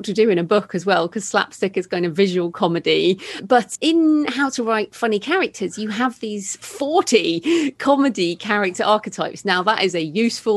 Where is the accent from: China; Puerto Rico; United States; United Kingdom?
United Kingdom; being British